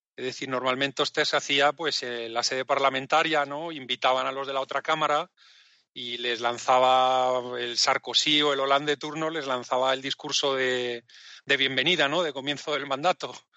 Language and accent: Spanish; Spain; Yo como español